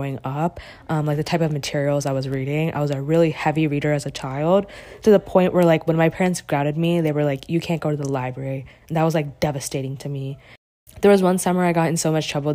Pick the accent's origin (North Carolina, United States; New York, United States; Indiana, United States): North Carolina, United States; the Triangle; also born or lived in Charlotte, North Carolina; after I was born in Charlotte, we moved to the Triangle when I was around 3 years old. And we moved into our house when I was 5. And I lived in that house all the way up until last year